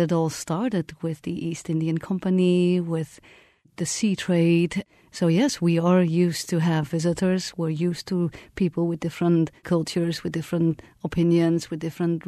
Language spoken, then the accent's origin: English; Netherlands; I grew up in the Netherlands that was part of a European Union.